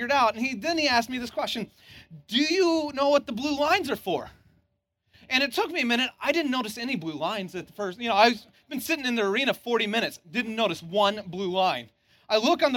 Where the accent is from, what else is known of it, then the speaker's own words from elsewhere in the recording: Santa Cruz, California, United States; I'm from Santa Cruz originally